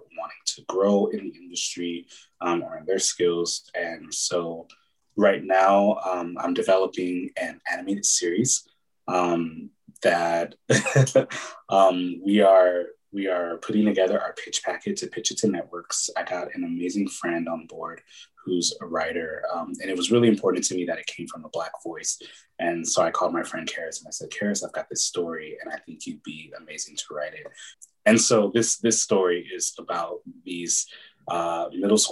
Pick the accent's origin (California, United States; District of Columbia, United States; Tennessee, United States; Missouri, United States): California, United States; Pasadena; also born or lived in Oakland, California / Atlanta; Born in the Bay Area, lived there up in East Oakland until I was about nine, maybe eight or nine. And then we moved down to Pasadena, where my mom's from